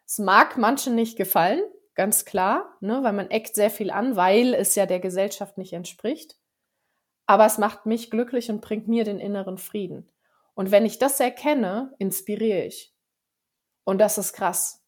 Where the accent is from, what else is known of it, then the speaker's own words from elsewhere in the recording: Frankfurt area, Hesse, Germany; moved away as an adult; now in Allgäu, Germany; vom Frankfurter Raum, wo ich ursprünglich eigentlich herkomme. Äh, ich bin aber trotzdem auf dem Dorf aufgewachsen